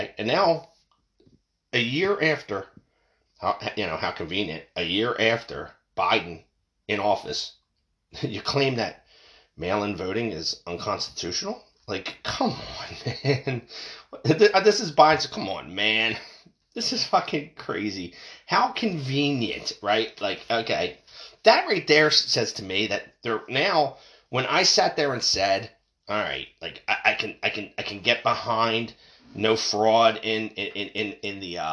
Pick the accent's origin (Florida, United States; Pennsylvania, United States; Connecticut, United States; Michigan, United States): Pennsylvania, United States; I'm from Pennsylvania